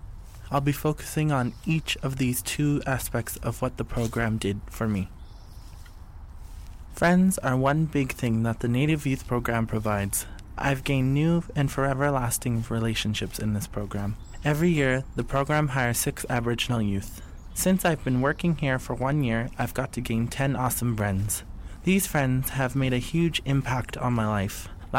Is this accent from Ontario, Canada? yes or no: no; Musqueam, British Columbia, Canada; because I'm from Musqueam